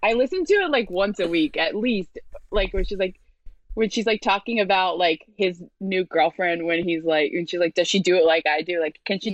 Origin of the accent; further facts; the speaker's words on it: New York City, New York, United States; So I'm from Brooklyn, but I'm from like a very white area of Brooklyn.